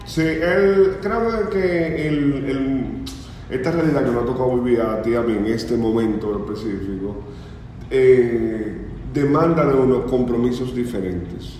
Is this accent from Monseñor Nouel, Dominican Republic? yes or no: yes; Bonao, Monseñor Nouel, Dominican Republic; yo soy una persona del Cibao, yo nací en Bonao.